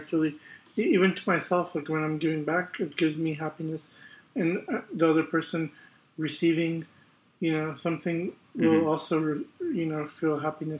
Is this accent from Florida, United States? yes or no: yes; Tampa, Florida, United States; I'm born and raised in Tampa.